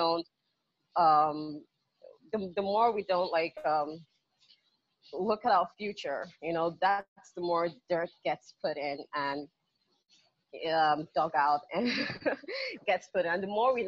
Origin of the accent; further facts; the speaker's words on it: Nigeria; Growing up in Nigeria